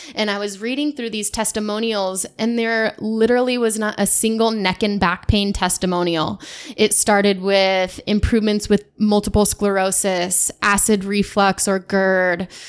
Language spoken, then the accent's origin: English; Davenport, Washington, United States; But I grew up in Davenport, Washington, just west of here, west of Spokane, about forty-five minutes, in small, small town.